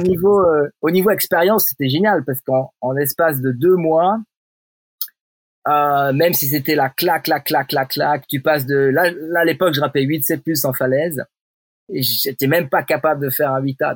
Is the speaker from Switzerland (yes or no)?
yes; Switzerland; je suis un Suisse, parle français